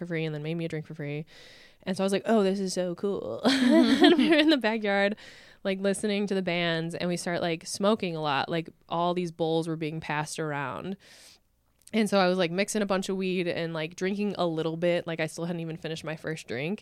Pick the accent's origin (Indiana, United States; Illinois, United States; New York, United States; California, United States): Illinois, United States; McHenry County / Lake County area, suburbs of Chicago; I'm from the suburbs of Chicago, but like closer to Wisconsin than Chicago, really